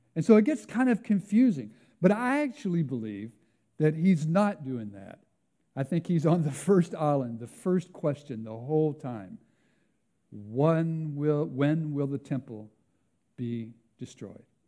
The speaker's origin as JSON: {"language": "English", "country": "United States", "moved": "yes", "lives_now": "Canada", "said": "my home country"}